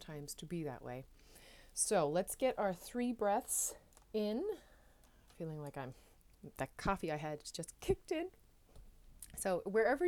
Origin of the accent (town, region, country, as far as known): Newfoundland and Labrador, Canada; now in Netherlands